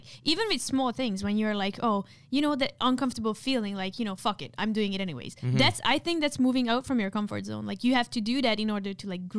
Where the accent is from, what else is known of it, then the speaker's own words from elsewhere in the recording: India; send me another like a message from another account saying my family, because I'm Indian, like I cannot have friends like you.